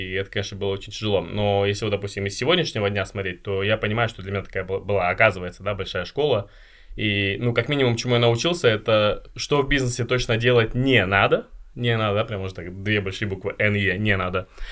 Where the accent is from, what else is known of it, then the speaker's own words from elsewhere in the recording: Chelyabinsk, Chelyabinsk Oblast, Russia; я сам родом из Челябинска